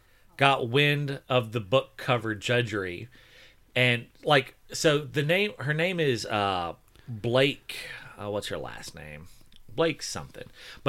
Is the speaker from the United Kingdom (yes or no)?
no; Canada; I'm Canadian, and the artist is Italian.